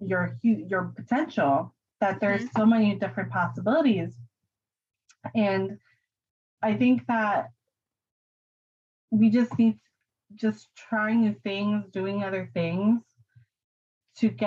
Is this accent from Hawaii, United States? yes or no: no; New York, United States; moved away; I'm a New York girl, I'm from New York